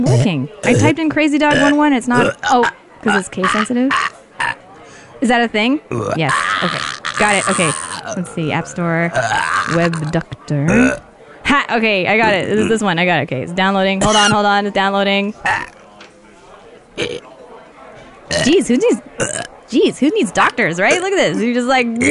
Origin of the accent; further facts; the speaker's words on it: Toronto, Ontario, Canada; moved away as an adult; now in Los Angeles, United States; From Toronto.